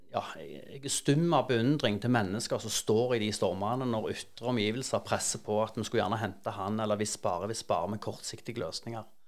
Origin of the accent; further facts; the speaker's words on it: Stavanger, Rogaland, Norway; jeg vokste opp på Hundvåg